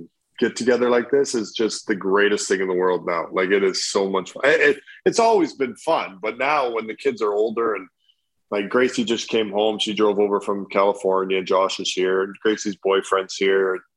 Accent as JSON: {"language": "English", "country": "Canada", "moved": "yes", "lives_now": "United States", "said": "as a Canadian"}